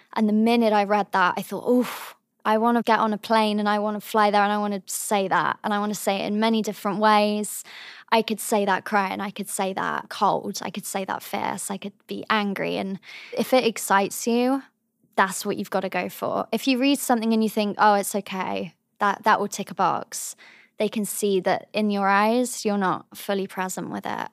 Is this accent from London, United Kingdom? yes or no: no; the Cotswolds, South West England, United Kingdom; moved away as an adult; also born or lived in Cheltenham; now in New York, United States; I was born in Cheltenham, but I come from a very small town in the Cotswolds